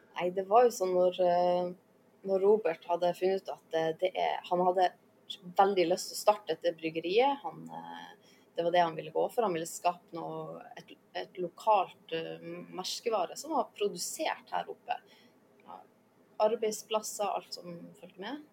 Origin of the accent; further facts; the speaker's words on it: Lofoten, Nordland, Norway; moved away as an adult; now in Svalbard, Norway; jeg kommer jo fra Lofoten.